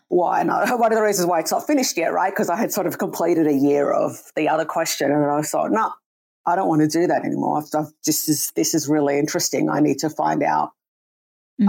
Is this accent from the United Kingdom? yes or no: no; Sydney, New South Wales, Australia; moved away as an adult; also born or lived in New York / Canada; I'm from Sydney originally.